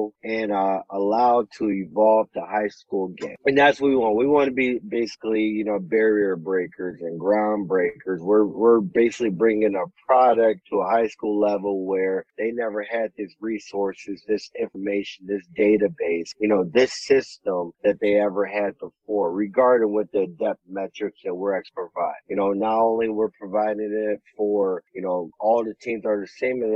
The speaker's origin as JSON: {"language": "English", "region": "Ohio", "country": "United States", "also_born_or_lived": "Texas", "moved": "yes", "lives_now": "Los Angeles, United States", "said": "I'm from Ohio."}